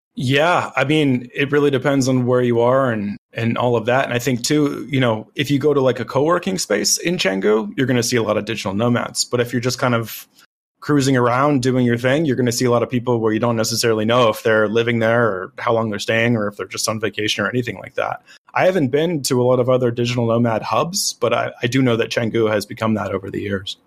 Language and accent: English; United States